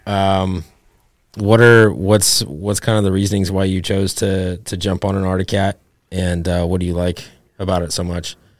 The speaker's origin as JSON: {"language": "English", "town": "Ovando", "region": "Montana", "country": "United States", "tie": "born or raised there", "moved": "yes", "lives_now": "Oregon, United States", "said": "I grew up in Ovando"}